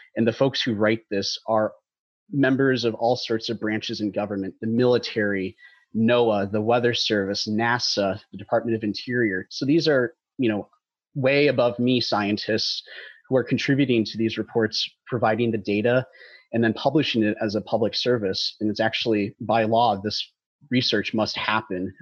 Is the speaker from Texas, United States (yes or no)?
yes; Dallas, Texas, United States; I grew up in North Texas in the Dallas area